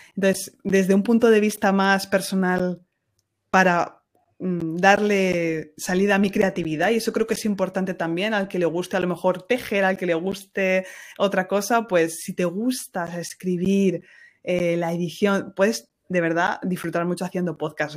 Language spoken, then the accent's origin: Spanish; Ciudad Real, Castilla-La Mancha, Spain; now in France; allí en Ciudad Real, de donde yo soy